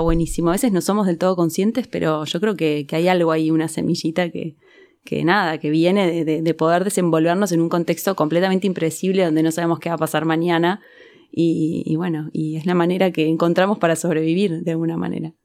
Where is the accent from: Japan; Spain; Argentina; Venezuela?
Argentina; las personas que nacimos en Argentina y nos criamos acá